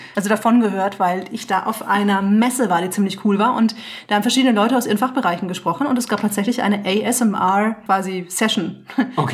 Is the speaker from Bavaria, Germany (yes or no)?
yes; Franconia, Bavaria, Germany; mein Bayer, Bayerntum, was nicht ganz korrekt ist, denn ich bin ja Fränkin